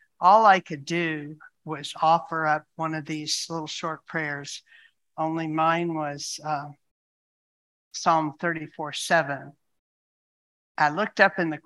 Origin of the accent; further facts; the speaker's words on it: United States; I'm an American